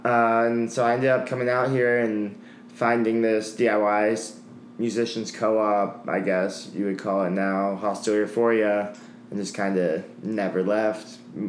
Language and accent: English; Salt Lake City, Utah, United States; also born or lived in California; now in Chicago, United States; I'm originally from Salt Lake City, Utah, actually.